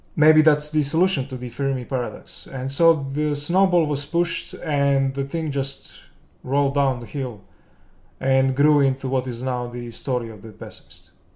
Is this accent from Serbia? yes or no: yes; Belgrade, Serbia; I'm from Serbia, the capital Belgrade.